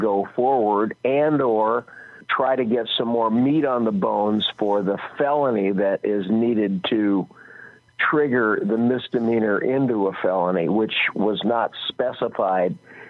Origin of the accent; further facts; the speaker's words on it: Des Moines, Iowa, United States; born there; But actually, I'm not a native Californian. I was born in Des Moines, Iowa.